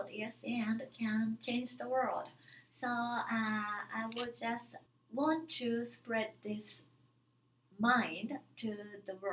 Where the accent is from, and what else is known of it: Japan; English is a second language